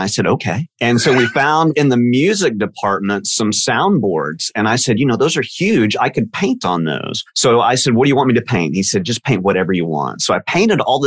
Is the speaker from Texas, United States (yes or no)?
yes; Dallas, Texas, United States; I am born and raised in Dallas, Texas